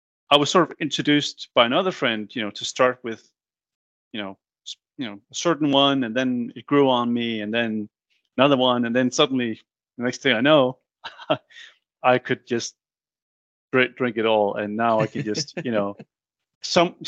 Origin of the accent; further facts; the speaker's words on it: Denmark; growing up in Denmark